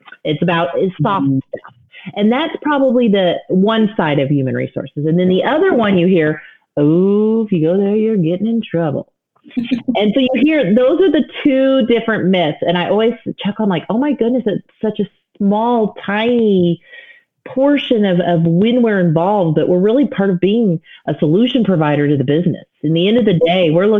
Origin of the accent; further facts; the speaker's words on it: Illinois, United States; I'm from a tiny town in Illinois, 2,000 people